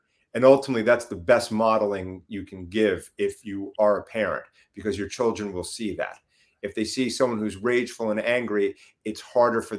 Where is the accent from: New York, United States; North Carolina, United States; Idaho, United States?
New York, United States; accent: New York; moved away; I'm originally from New York